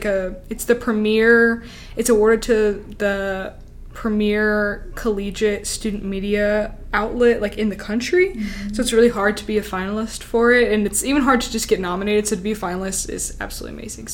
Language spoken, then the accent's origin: English; Tennessee, United States; now in Alabama, United States; I'm from Tennessee. I'm very white.